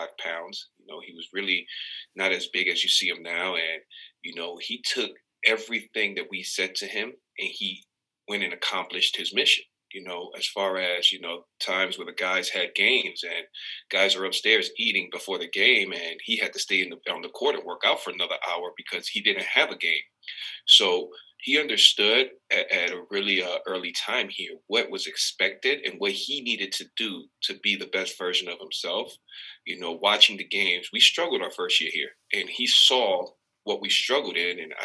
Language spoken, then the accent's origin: English; New York City, New York, United States; now in Dayton, United States; I've been a Knicks fan since growing up in New York City